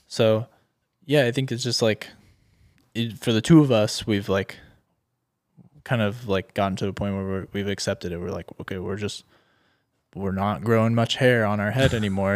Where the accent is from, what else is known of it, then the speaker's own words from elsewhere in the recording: Orange County, California, United States; I'm from Orange County, California.